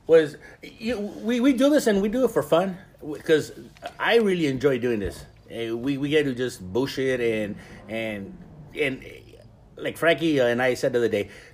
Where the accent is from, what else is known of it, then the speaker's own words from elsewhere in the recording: Ensenada, Baja California, Mexico; I was born in Ensenada, and I grew up eating clams and pata de mula